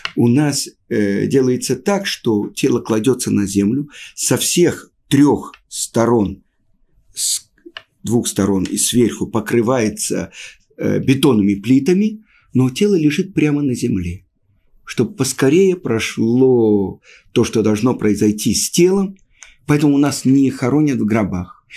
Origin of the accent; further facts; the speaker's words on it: Russia; moved away as an adult; also born or lived in Moscow, Russia; now in Israel; мы, люди из России